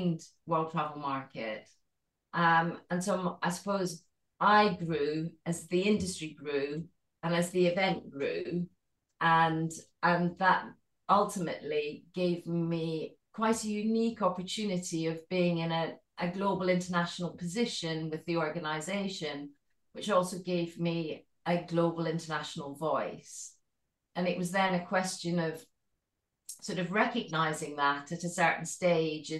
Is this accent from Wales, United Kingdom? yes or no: no; Scotland, United Kingdom; accent: Scottish; Maybe you can tell from my accent, but I'm Scottish. I was born in Scotland and brought up in Scotland